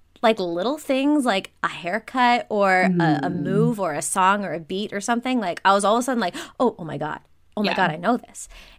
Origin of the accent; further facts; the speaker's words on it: Minneapolis, Minnesota, United States; I am from Minneapolis, Minnesota.